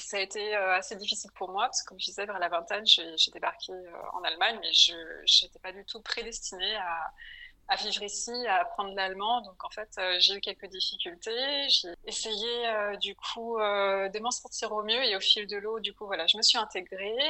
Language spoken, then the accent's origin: French; Paris, Île-de-France, France; moved away as an adult; also born or lived in Berlin, Germany; now in Hamburg, Germany; je suis française, j'ai grandi en France à Paris